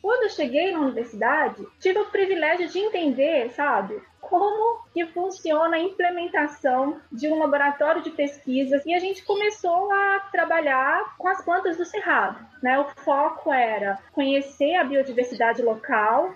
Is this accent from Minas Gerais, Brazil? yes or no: yes; Montes Claros, Minas Gerais, Brazil; also born or lived in São Paulo; Eu Nasci na cidade de São Paulo, sou paulistana, e meus pais são de Minas, né? E sentiram a necessidade de voltar para o interior voltamos para Montes Claros